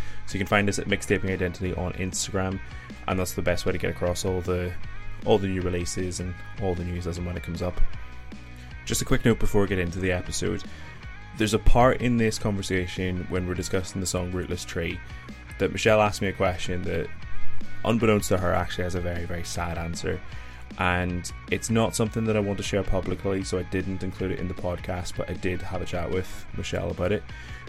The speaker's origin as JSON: {"language": "English", "country": "Ireland", "said": "You know, as an Irishman, it was a bit of an educational experience, being taught a little bit about Irish folk from someone at the opposite end of the world."}